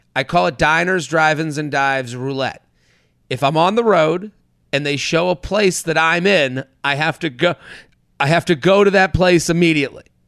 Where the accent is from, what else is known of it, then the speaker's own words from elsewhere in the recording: Needham, Massachusetts, United States; I'm from Boston or I'm from Needham